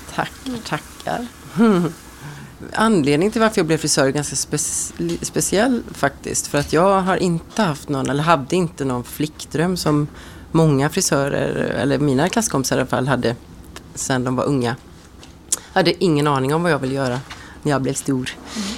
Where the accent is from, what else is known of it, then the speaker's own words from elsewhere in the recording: Ulricehamn, Västra Götaland, Sweden; Salong Ros i Ulricehamn, där jag är från, där jag är född